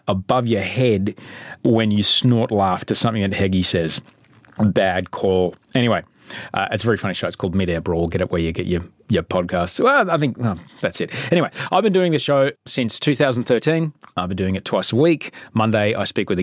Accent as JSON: {"language": "English", "town": "Brisbane", "region": "Queensland", "country": "Australia", "tie": "born or raised there", "said": "when I grew up in Brisbane."}